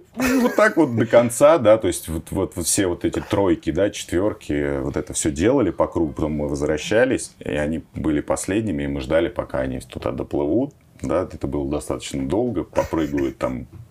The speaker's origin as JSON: {"language": "Russian", "region": "Moscow", "country": "Russia", "tie": "born or raised there", "said": "я родился в Печатниках, и у нас там реально было такое заброшенное, очень плохое поле, где ходили собачки, периодически там а, лежали отходы, да, там, но можно было играть в футбол реально, ну, практически там полноразмерное поле. И мы все свое детство проводили там"}